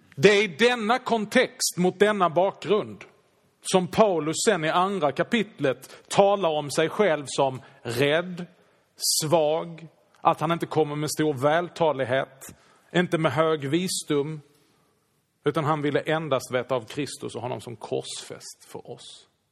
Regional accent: Sweden; vi är ju svenskar.

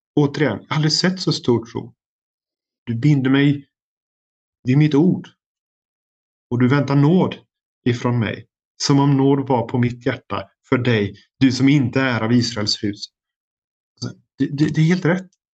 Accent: Sweden; now in United States; som svensk

